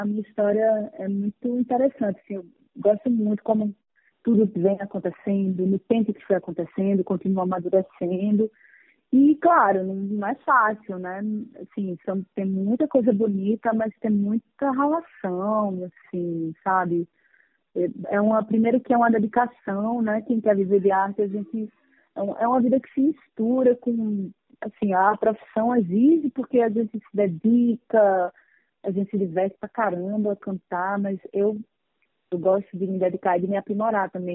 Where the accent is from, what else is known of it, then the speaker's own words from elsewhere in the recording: Paraíba, Brazil; moved away as an adult; now in Rio de Janeiro, Brazil; ter nascido na Paraíba, no Nordeste